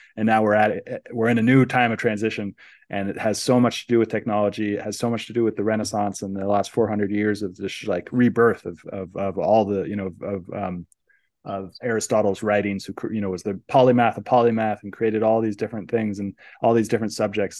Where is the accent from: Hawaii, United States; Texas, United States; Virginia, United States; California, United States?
California, United States; San Francisco Bay Area; growing up in the San Francisco Bay Area